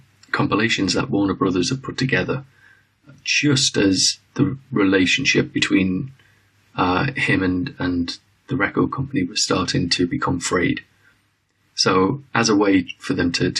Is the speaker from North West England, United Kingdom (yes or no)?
yes; Liverpool, North West England, United Kingdom; now in London, United Kingdom; I come from Liverpool, England, originally